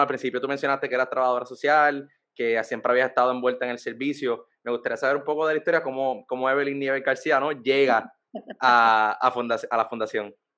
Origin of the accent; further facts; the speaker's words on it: San Juan, Puerto Rico; yo soy de San Juan, nacido y criado en San Juan